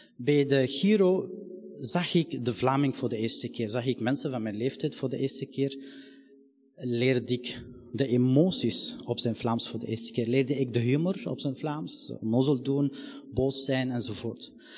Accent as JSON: {"language": "Dutch", "country": "Palestine", "moved": "yes", "lives_now": "Belgium", "said": "ik ben van Palestijnse afkomst"}